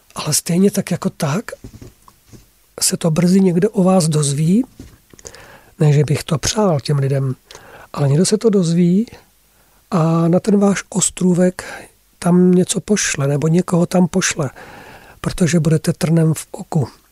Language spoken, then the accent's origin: Czech; Czechia; first language Czech; tady máme mateřský jazyk, český jazyk, máme tady také naši historii